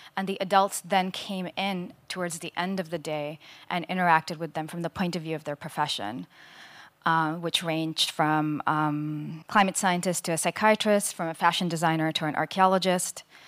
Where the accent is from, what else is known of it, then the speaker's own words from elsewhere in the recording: India; I grew up in India